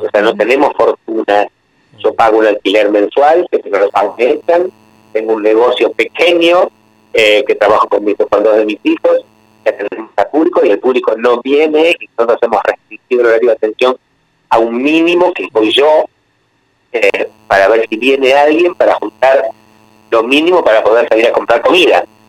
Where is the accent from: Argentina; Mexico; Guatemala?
Argentina; yo soy chianeta y tengo sangre italiana, aunque nací en Argentina, pero mis antepasados son todos italianos